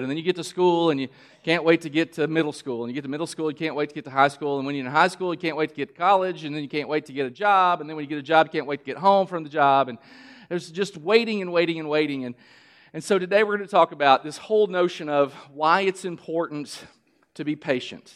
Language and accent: English; Kentucky, United States; I'm from Kentucky. We grow tobacco